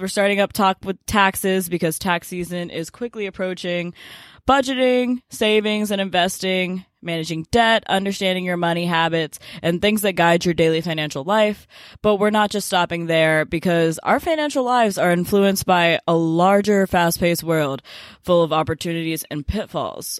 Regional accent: Memphis, Tennessee, United States; moved away as an adult; I grew up in Memphis, Tennessee, and now I'm a freshman at Duke University

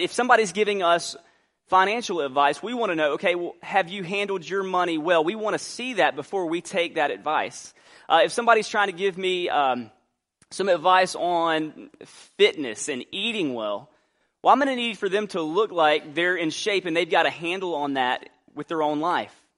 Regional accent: Albany, Georgia, United States; moved away; also born or lived in New Orleans, Louisiana; I grew up in Albany.

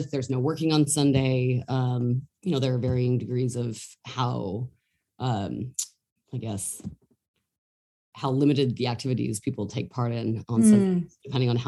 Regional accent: Salt Lake City, Utah, United States; now in New York City, United States; I was born and raised, grew up in Salt Lake City, Utah

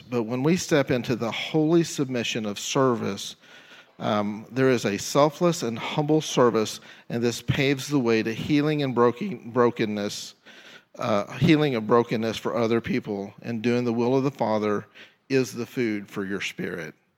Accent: Tyler, Texas, United States; moved away as an adult; now in Jefferson City, United States; my hometown is Tyler, Texas, and God called me out of Tyler, Texas to Jefferson City.

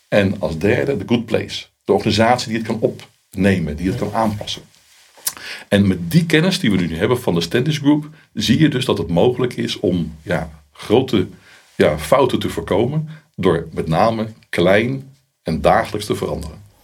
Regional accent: Netherlands; ik ben ook een Hollander

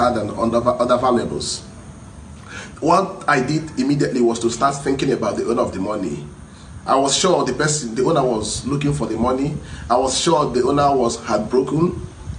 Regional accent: Imo, Nigeria; moved away as an adult; now in Tsukuba, Japan; I am from Okosu Village in Amozare, in Isalambada local government area of Imo State

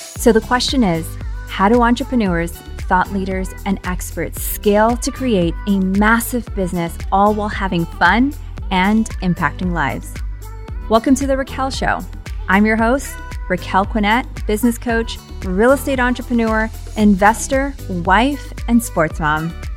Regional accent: Bay Area, California, United States; now in Scottsdale, United States; I grew up in the Bay Area

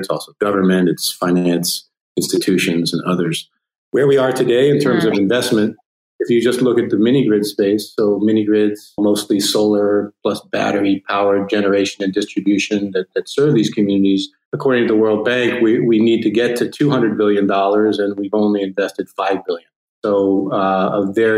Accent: United States; now in Spain; as an American living in Spain

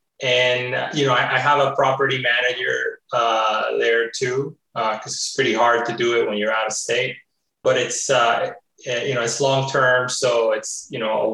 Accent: Florida, United States; first language Spanish; English is a second language; It is my first language, but I grew up in Florida speaking English in school. So I'm actually more comfortable with English.

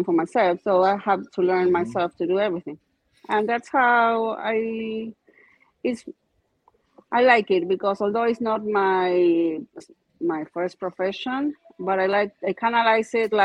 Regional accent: Argentina; English is a second language; moved away as an adult; now in United States; I'm from Argentina

